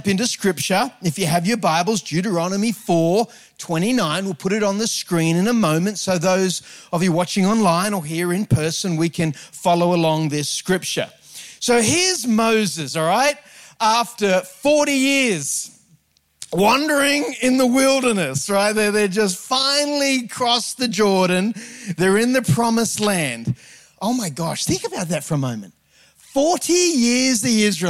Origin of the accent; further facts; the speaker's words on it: Sydney, New South Wales, Australia; I grew up on the North Shore of Sydney